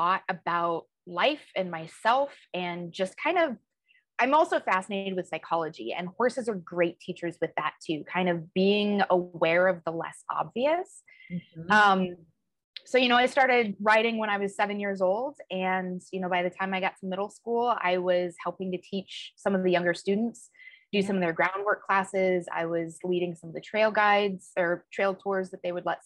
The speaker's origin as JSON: {"language": "English", "town": "Colorado Springs", "region": "Colorado", "country": "United States", "tie": "born or raised there", "also_born_or_lived": "Western New York / Southern California", "moved": "as an adult", "lives_now": "Chicago, United States", "said": "I grew up in Colorado, Colorado Springs."}